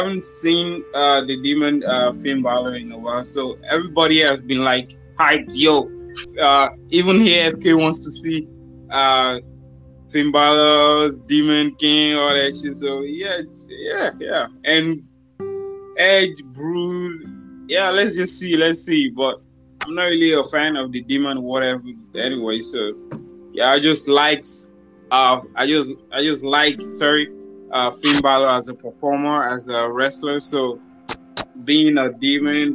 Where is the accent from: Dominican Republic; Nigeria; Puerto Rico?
Nigeria; from Nigeria